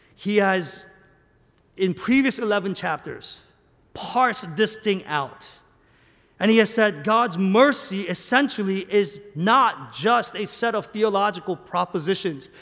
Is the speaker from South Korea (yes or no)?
yes; South Korea; moved away; I'm a Korean American. I was born and raised in Korea, in the Korean church, and I land here